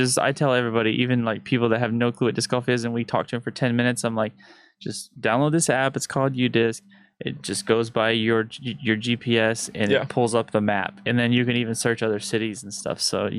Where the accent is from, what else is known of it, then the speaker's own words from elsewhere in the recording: West Texas, United States; We're from West Texas, so we don't deal with sap hardly at all.